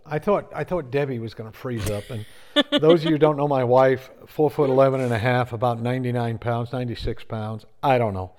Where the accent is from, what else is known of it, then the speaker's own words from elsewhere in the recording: Connecticut, United States; now in South Carolina, United States; raised in Connecticut.